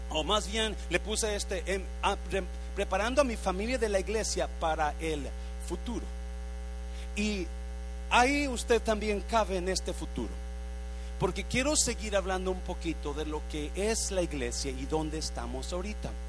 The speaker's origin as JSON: {"language": "Spanish", "country": "Mexico", "moved": "as an adult", "lives_now": "United States", "said": "Cuando yo me vine de México para Estados Unidos, mi plan era llegar aquí un año y regresar a casarme con mi novia que tenía aquel tiempo."}